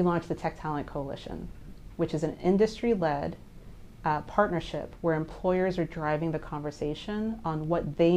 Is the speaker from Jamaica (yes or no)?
yes; Jamaica; also born or lived in New York / Boston; now in South Florida, United States; I'm from Jamaica